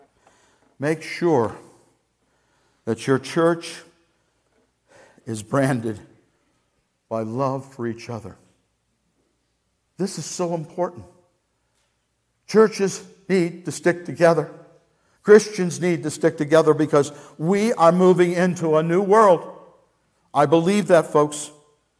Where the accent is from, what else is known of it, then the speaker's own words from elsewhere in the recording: Scotland, United Kingdom; as a Scottish person